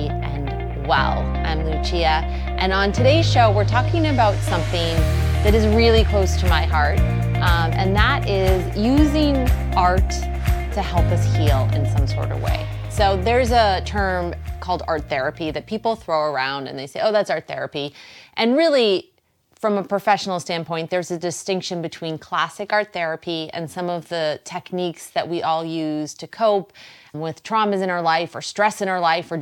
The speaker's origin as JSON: {"language": "English", "town": "Boston", "region": "Massachusetts", "country": "United States", "accent": "Boston", "said": "There's my Boston accent"}